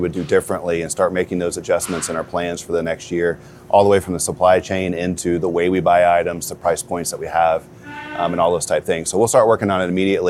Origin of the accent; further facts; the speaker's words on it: Prairie Grove, Arkansas, United States; I grew up in Prairie Grove, Arkansas, which is about 45 minutes south of here